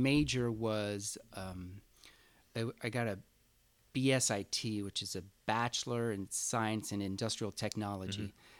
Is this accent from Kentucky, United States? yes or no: no; San Francisco, California, United States; In San Francisco, yeah, in the Sunset District. And it's interesting because I was born and raised in the Sunset, and my parents still live in the same house.